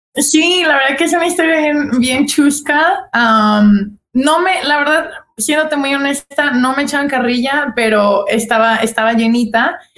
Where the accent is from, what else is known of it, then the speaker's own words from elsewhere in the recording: Guadalajara, Jalisco, Mexico; moved away as an adult; now in United States; soy súper tapatía, yo nací, crecí en Guadalajara